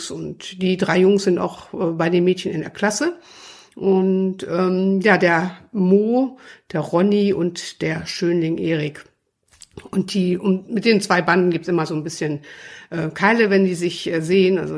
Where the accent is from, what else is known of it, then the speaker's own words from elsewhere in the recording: Krefeld, North Rhine-Westphalia, Germany; Ich komme ja aus Krefeld und vor Jahren gab es bei uns immer die große, es heißt die größte Straßenmodenschau der Welt angeblich.